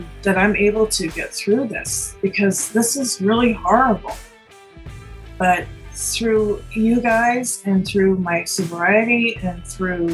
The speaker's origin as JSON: {"language": "English", "region": "Connecticut", "country": "United States", "tie": "born or raised there", "also_born_or_lived": "New York City, United States / Los Angeles, United States", "moved": "as an adult", "said": "I grew up in Connecticut, so I'm back from whence I came"}